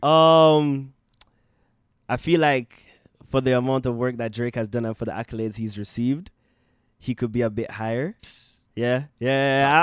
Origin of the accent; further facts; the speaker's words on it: Jamaica; now in Canada; growing up in Jamaica